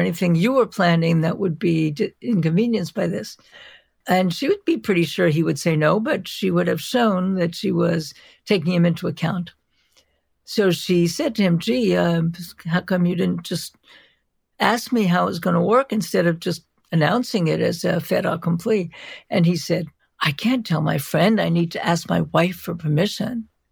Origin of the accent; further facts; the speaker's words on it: New York City, New York, United States; I am from New York. I'm from Brooklyn. I grew up in Brooklyn